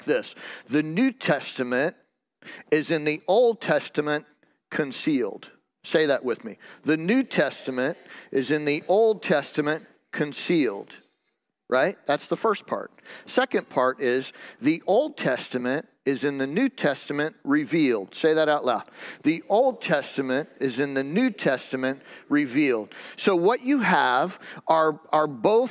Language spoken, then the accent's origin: English; Michigan, United States; I grew up with Renee in Michigan